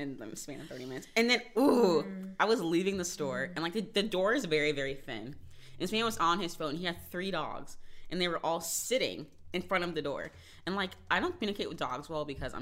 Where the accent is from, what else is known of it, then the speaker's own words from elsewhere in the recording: the South, United States; moved away; I went to a Catholic Episcopalian school in the South